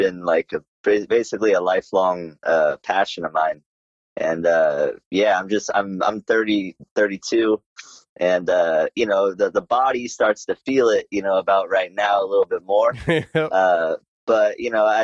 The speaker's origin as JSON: {"language": "English", "area": "Bay Area", "region": "California", "country": "United States", "moved": "as an adult", "lives_now": "Hong Kong", "said": "I'm from California. I'm from the Bay Area"}